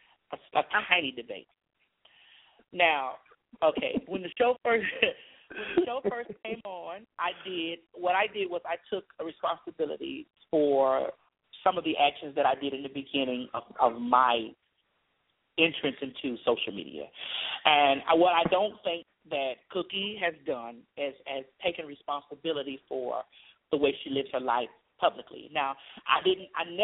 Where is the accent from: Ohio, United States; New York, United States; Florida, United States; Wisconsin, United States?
Florida, United States; I'm from Florida.